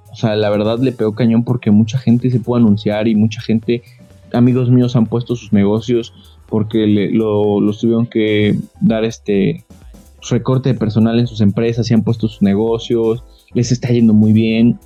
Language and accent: Spanish; Tecozautla, Hidalgo, Mexico; Yo soy de Tecozautla Hidalgo, de aquí del Pueblo Mágico